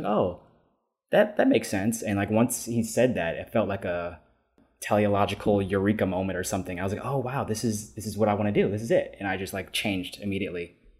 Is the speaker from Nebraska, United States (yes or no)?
no; New York City, New York, United States; I was born and raised in New York City, uh, specifically in Harlem.